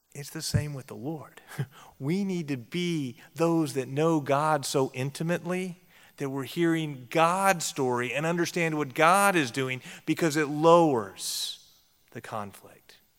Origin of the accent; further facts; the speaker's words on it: Texas, United States; I grew up in Texas, and I grew up among Texas Baptists